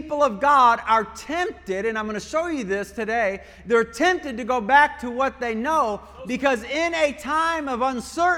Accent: Michigan, United States; moved away; also born or lived in Poland; I grew up in Michigan

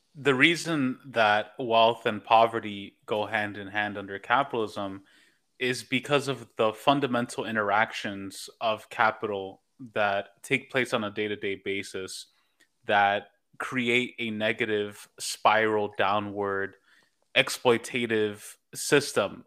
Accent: New York, United States; moved away as an adult; now in Los Angeles, United States; I'm born and raised in New York

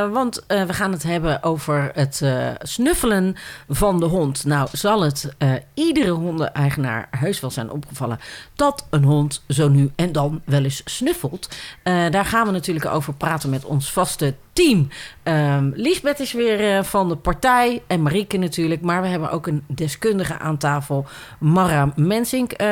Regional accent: Randstad, Netherlands; ik kom uit de Randstad

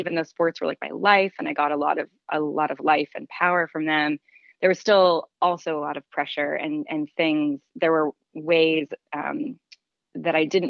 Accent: Nashville, Tennessee, United States; I grew up in Nashville, Tennessee

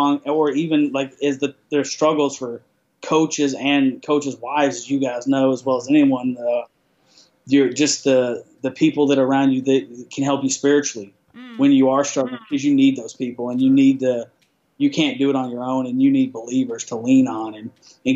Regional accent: Abilene, Texas, United States; moved away; also born or lived in Dallas, Texas; I grew up in Dallas, Texas. I moved to Abilene, Texas. But from the third grade to high school, I was in Abilene, Texas my whole life.

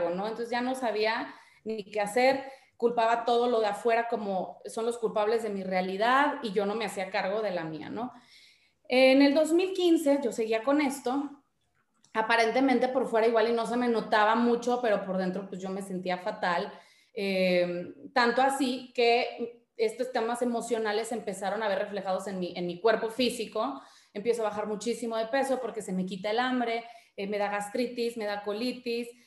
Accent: Guadalajara, Jalisco, Mexico; also born or lived in Monterrey; Yo soy de Guadalajara, pero viví muchos años en Monterrey. Hice la secundaria y la prepa allá.

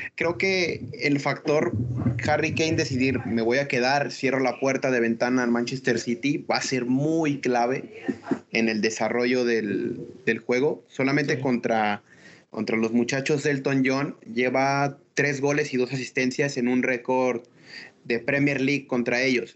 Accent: Mexico; a nosotros como mexicanos

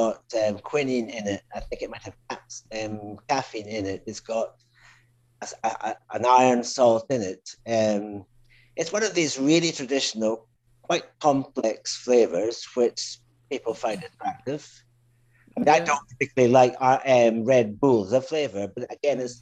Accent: Speyside, Scotland, United Kingdom; moved away as an adult; also born or lived in London / Spain / Switzerland / Mexico; I come from the Speyside area in Scotland originally

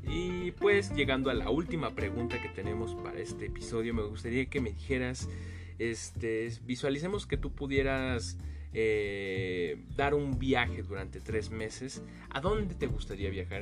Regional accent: Mexico; nuestra gran gastronomía que tenemos como mexicanos

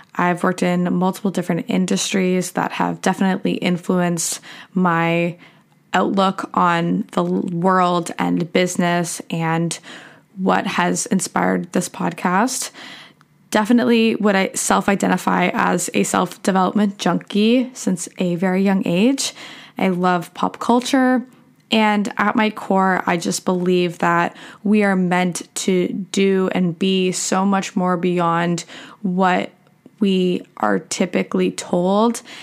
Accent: Canada; also born or lived in Michigan, United States; I was born in Michigan in the U S, and I have dual citizenship in U S and Canada. My parents were living there for work, and I moved back to Canada when I was, like, seven.

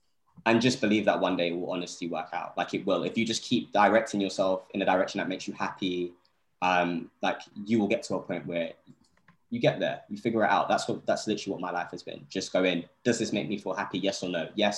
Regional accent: Vauxhall, London, United Kingdom; Listen, I was raised in Vauxhall, you know.

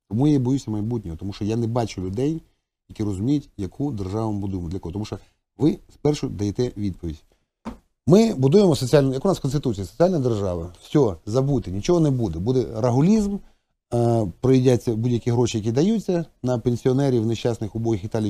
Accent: Donetsk, Donetsk Oblast, Ukraine; ми в Донецьку в дитинстві билися район на район?

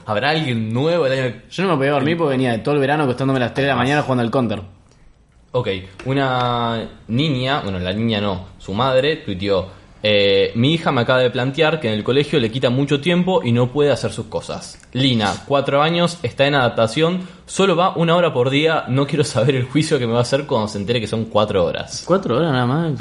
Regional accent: Rosario, Santa Fe, Argentina; aquí en Rosario, en nuestra ciudad de Argentina

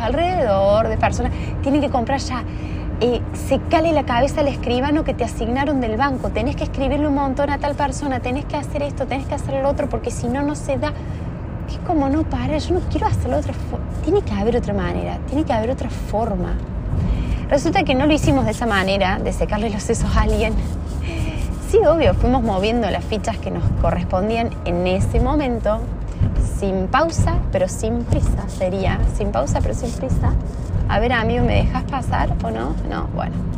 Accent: Argentina; en mi país

